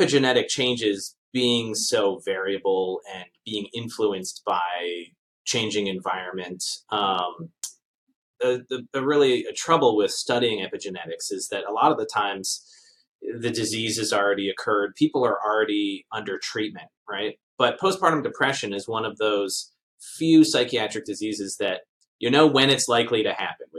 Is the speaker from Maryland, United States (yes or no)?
yes; Baltimore, Maryland, United States; moved away as an adult; also born or lived in Japan; now in Canada; I'm from Baltimore, Maryland, originally